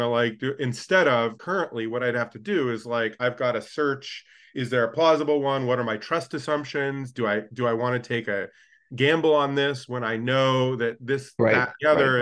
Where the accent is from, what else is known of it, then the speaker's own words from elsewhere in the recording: United States; as an American tourist who's done both